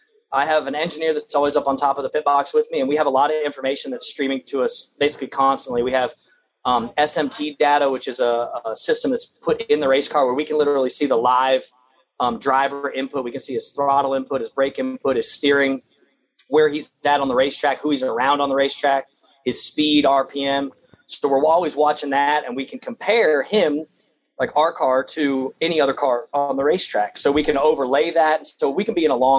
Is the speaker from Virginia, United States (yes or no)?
no; Daytona Beach, Florida, United States; born or raised there